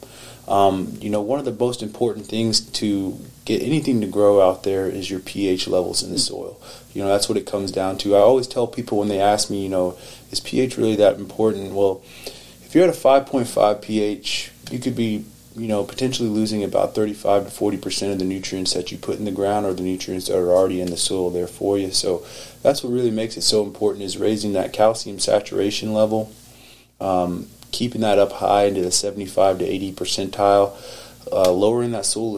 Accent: Oklahoma, United States; originally I'm from Oklahoma, down south a little bit

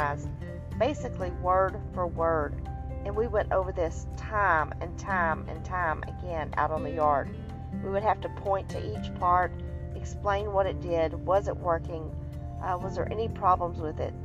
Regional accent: Texas, United States; me growing up in Texas

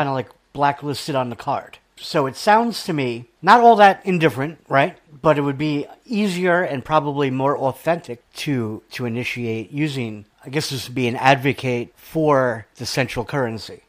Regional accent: New York, United States; accent: New York; my New York accent

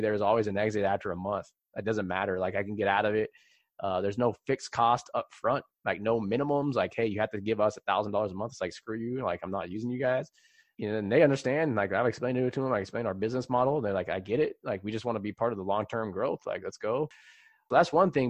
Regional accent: San Jose, California, United States; it was San Jose when I grew up

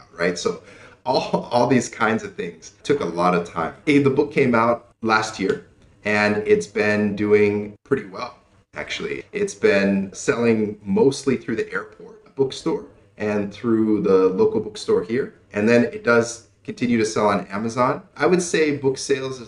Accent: United States; moved away as an adult; now in Cambodia; I was born and raised in the United States.

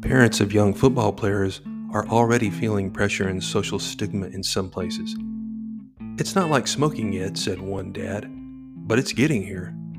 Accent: Texas, United States; my home state of Texas

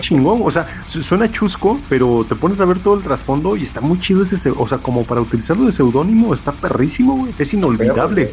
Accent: Mexico; nuestra historia como mexicanos

